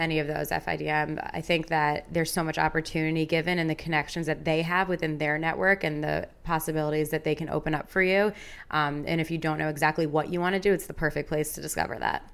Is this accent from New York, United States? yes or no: yes; Long Island, New York, United States; also born or lived in Madison, Wisconsin; now in New York City, United States; I grew up on Long Island